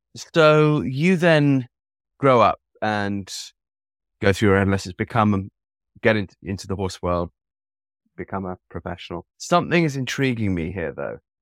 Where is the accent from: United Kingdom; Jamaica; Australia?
United Kingdom; London; I was brought up in London